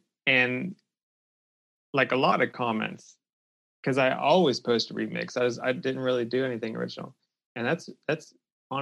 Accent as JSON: {"language": "English", "area": "about an hour south of Pittsburgh", "region": "Pennsylvania", "country": "United States", "moved": "yes", "lives_now": "Louisville, United States", "said": "Pennsylvania, about an hour south of Pittsburgh"}